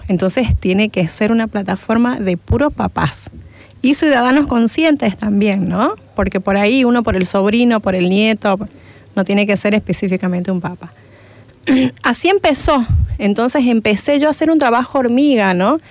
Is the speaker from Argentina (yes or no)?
yes; Argentina; moved away as an adult; now in Santa Cruz de la Sierra, Bolivia; Yo vengo de Argentina, en Argentina hice lo que es primaria, secundaria, parte de la universidad. Después, eh, por el problema económico que había en Argentina, volví a mi tierra, ¿no? Soy cruceña